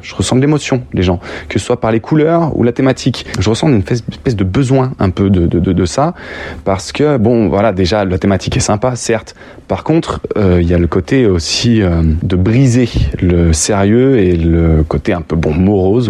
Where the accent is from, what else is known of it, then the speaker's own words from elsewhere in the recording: Lyon, Auvergne-Rhône-Alpes, France; je suis né à Lyon